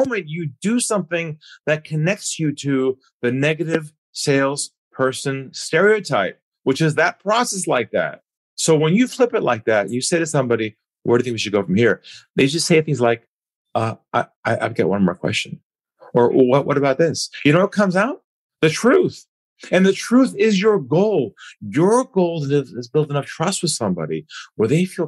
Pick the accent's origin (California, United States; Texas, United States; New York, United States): California, United States; moved away as an adult; now in Sydney, Australia; I'm originally from California, and I now live in Sydney, Australia. I've been here about 18 years.